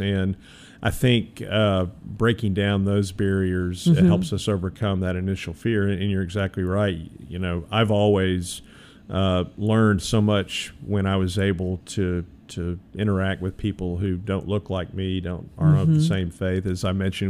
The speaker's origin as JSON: {"language": "English", "town": "Memphis", "region": "Tennessee", "country": "United States", "said": "I said, \"Hey, I'm from Memphis. I don't really know anything."}